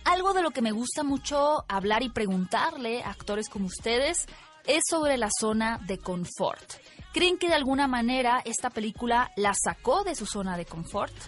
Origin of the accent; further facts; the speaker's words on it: Mexico; como cultura mexicana